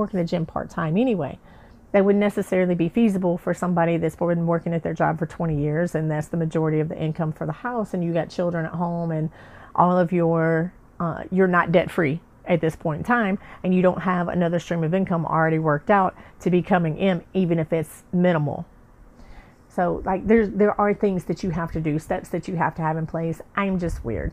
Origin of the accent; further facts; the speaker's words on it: the South, United States; I'm from the South